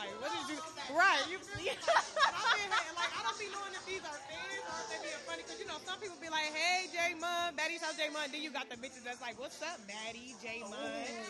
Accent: Dayton, Ohio, United States; I'm from Dayton, Ohio.

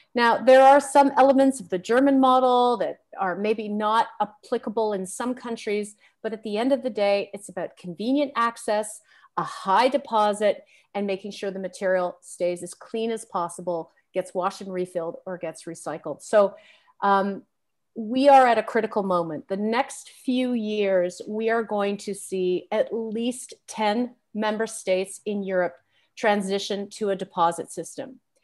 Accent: Canada; As a Canadian

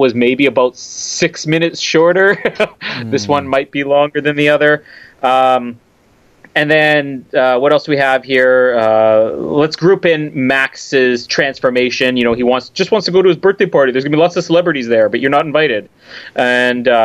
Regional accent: Canada; as a Canadian

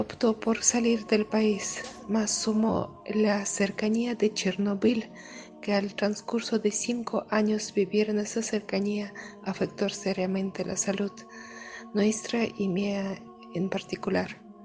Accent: Caucasus, Russia; Spanish is a second language; moved away; Vengo de Rusia, de región de Cáucaso, sur de ex Unión Soviética.

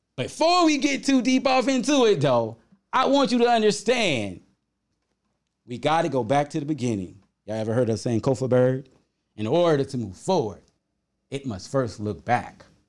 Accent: South Carolina, United States; When I was a young boy growing up in the South

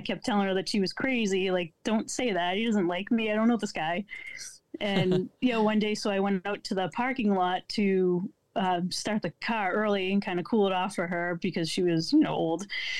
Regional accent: Brockton, Massachusetts, United States; I grew up down here in Brockton, and I went to that church.

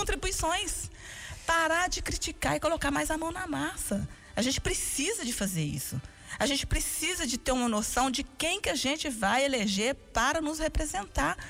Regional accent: Brazil; moved away as an adult; now in United States

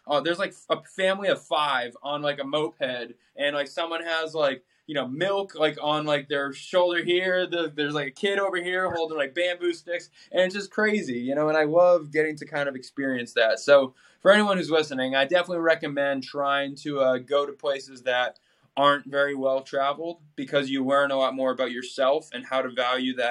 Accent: Boston, Massachusetts, United States; moved away; growing up in Boston

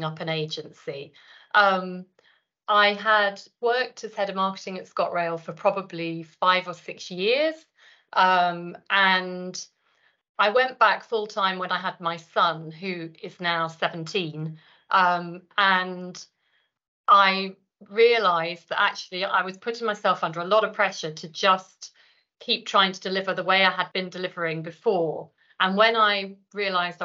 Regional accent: London, United Kingdom; moved away as an adult; now in Scotland, United Kingdom; I'm a Londoner who moved to Scotland some 25 years ago, but I still haven't picked up the accent

